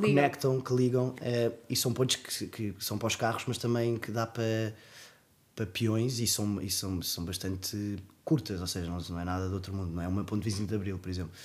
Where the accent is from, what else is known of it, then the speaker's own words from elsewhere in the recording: Portugal; sou português